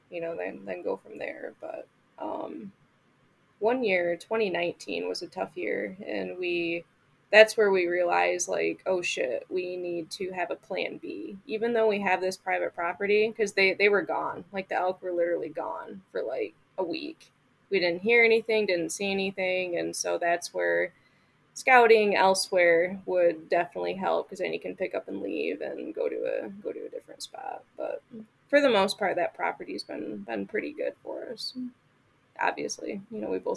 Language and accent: English; Michigan, United States; moved away; Up, growing up